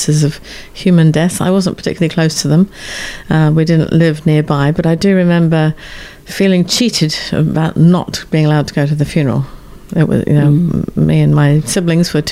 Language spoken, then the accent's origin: English; Exmoor National Park, South West England, United Kingdom; the little village that I grew up in the Exmoor National Park in southwest England